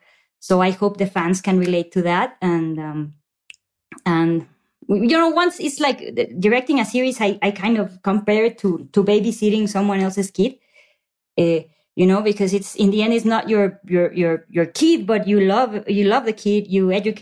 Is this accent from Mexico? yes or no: yes; Mexico; I grew up in Mexico